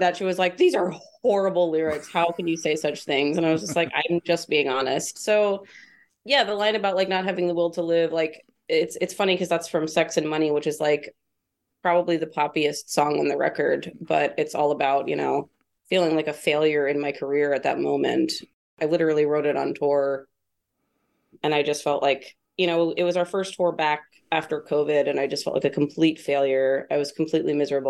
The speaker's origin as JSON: {"language": "English", "town": "Newcastle", "region": "Ohio", "country": "United States", "tie": "born or raised there", "also_born_or_lived": "Columbus, Ohio", "said": "I grew up on an 80-acre farm in this place called Newcastle, Ohio"}